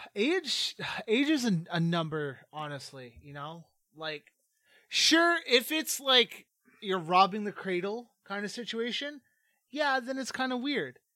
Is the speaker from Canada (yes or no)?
yes; Canada; growing up in Canada because, uh, myself and the two co-hosts at Filler Academy, uh, are from the Great White North